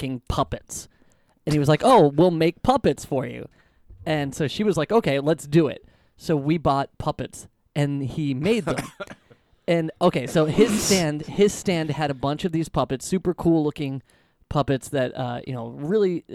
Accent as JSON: {"language": "English", "town": "Billerica", "region": "Massachusetts", "country": "United States", "tie": "born or raised there", "said": "there's this festival that's held every year in my hometown called Yankee Doodle."}